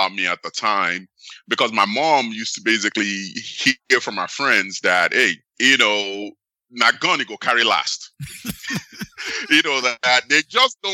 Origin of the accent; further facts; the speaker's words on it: Nigeria; now in United States; I was actually born in the United States and I grew up in Nigeria.